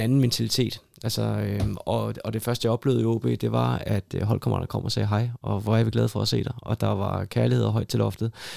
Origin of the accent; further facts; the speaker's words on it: Hillerød, Capital Region of Denmark, Denmark; moved away as an adult; also born or lived in Aalborg / Odense / Rotterdam; jeg er født og opvokset i Hillerød